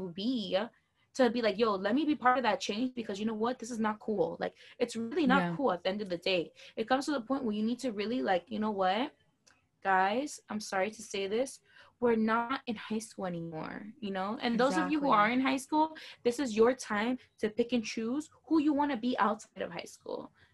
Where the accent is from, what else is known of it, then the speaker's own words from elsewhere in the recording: Miami, Florida, United States; I'm from Miami